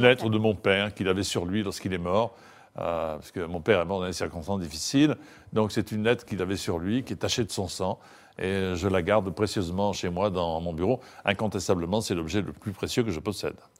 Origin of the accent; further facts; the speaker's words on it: Marseille, Provence-Alpes-Côte d'Azur, France; je suis Marseillais